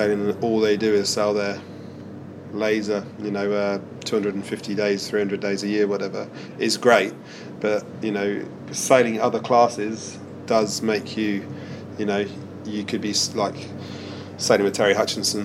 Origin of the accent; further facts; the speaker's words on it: Weymouth, South West England, United Kingdom; now in New Zealand; We did all our youth sailing would be in Portland or Weymouth as kids